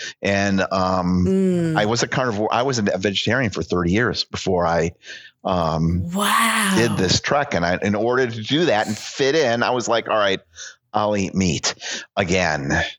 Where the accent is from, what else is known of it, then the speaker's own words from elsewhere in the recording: United States; I am so unproud to call myself an American.